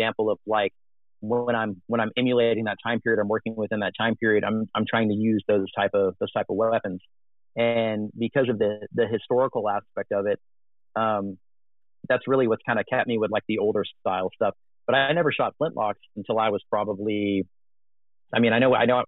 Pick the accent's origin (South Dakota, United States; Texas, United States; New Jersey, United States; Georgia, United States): Texas, United States; I grew up in Texas